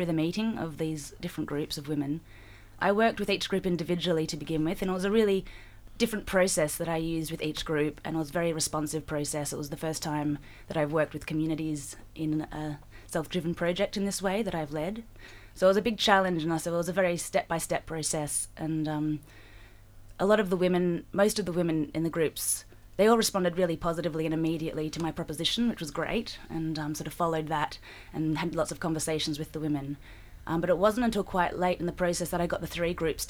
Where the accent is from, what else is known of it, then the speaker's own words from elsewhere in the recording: Melbourne, Victoria, Australia; I'm from Melbourne